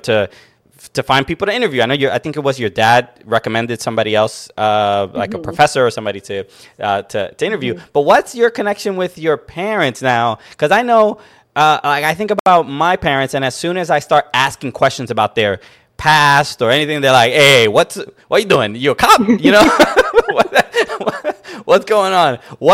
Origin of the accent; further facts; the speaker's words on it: New York City, New York, United States; I grew up in Brooklyn, around a lot of other Dominicans, a lot of other Latinos, and my parents only spoke Spanish, so I immediately learned.